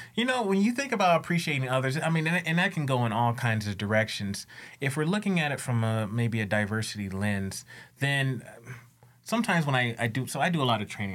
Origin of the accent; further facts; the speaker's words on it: United States; also born or lived in Louisiana; I came from the States